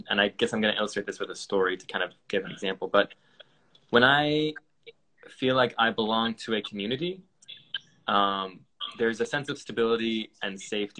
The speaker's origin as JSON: {"language": "English", "country": "United States", "also_born_or_lived": "Asia", "said": "Yeah, so obviously I'm American, if that wasn't obvious enough."}